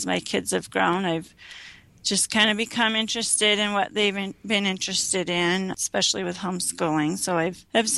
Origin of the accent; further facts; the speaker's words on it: Utah, United States; also born or lived in Arizona / Michigan / Illinois / New York; I was born in Arizona, lived in Michigan, Illinois, New York, and then my dad's a professor at BYU, so we settled in Utah when I was in fourth grade, and so I finished out my public school years in Utah